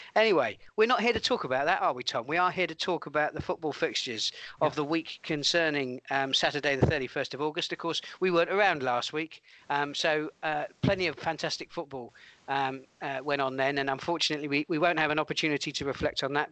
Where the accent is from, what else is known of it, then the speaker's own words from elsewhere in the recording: Stockbridge, South East England, United Kingdom; my hometown club